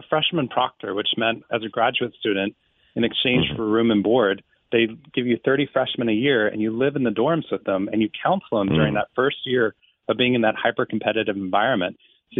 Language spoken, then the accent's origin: English; Waco, Texas, United States; I grew up in Waco, Texas. I lived there for 18 years. And this is the Waco of the 80s and 90s. I loved living there.